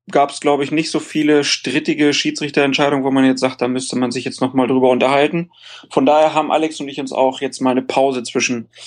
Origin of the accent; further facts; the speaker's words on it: Cologne, North Rhine-Westphalia, Germany; ich komme aus Köln.